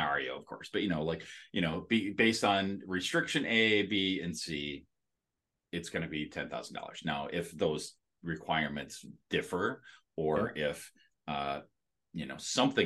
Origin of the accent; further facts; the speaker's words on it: Green Bay, Wisconsin, United States; we're from Green Bay